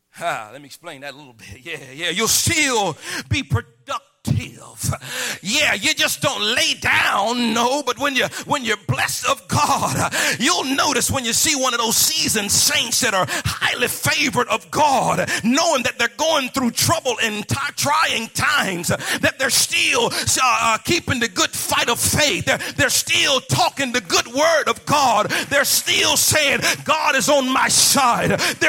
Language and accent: English; Midwest, United States; also born or lived in South; I'm from the Midwest and the South.